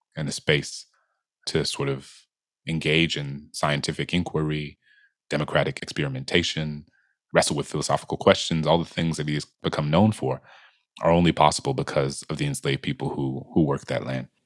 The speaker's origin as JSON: {"language": "English", "town": "New Orleans", "region": "Louisiana", "country": "United States", "tie": "born or raised there", "said": "my hometown, New Orleans"}